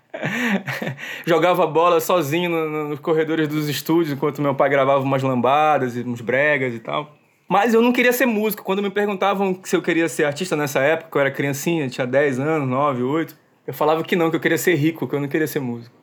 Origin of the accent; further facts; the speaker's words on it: Belém, Pará, Brazil; Nasci em Belém do Pará, é, nasci no bairro do Jurunas